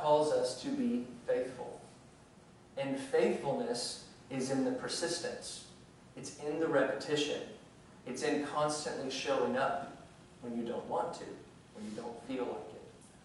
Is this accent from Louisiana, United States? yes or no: yes; rural Louisiana, United States; When I was a young child in rural Louisiana, yes, I am from Louisiana